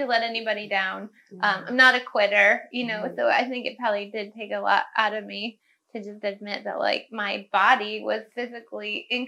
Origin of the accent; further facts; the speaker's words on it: Cayuga Lake, upstate New York, United States; where I grew up on Cayuga Lake in upstate New York